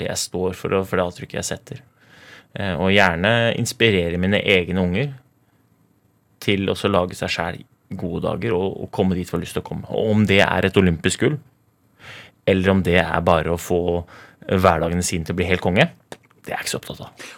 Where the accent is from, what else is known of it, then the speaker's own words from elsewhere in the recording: Oslo, Norway; jeg vokste opp i Groruddalen